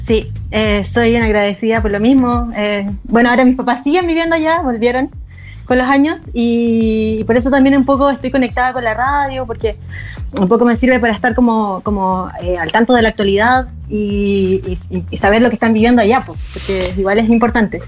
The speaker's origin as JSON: {"language": "Spanish", "country": "Chile", "also_born_or_lived": "Argentina", "said": "Soy, soy chilena y me fui con mi familia. Bueno, vivía mi abuela y mi tío allá. Y me fui al 85 y volví al 90 acá a Chile"}